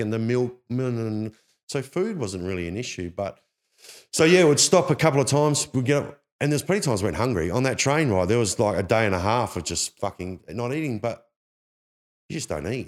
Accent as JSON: {"language": "English", "town": "Perth", "region": "Western Australia", "country": "Australia", "tie": "born or raised there", "said": "This is where I was, that's where I grew up in Perth"}